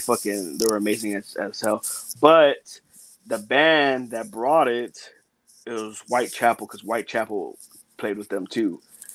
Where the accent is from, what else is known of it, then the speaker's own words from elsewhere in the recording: Beeville, Texas, United States; because I'm from Beeville, my hometown is Beeville, Texas.